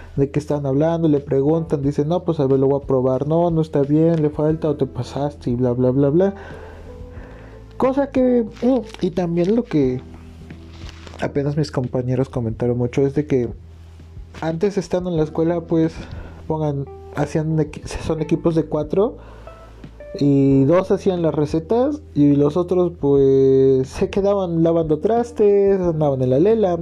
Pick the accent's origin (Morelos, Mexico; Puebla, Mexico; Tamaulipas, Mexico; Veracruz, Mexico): Morelos, Mexico; moved away as an adult; soy de Morelos